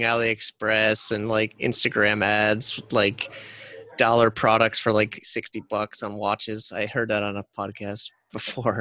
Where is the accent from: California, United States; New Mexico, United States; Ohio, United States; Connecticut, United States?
Connecticut, United States; moved away; also born or lived in New Jersey / New York / China; I'm from Connecticut, but I worked in New York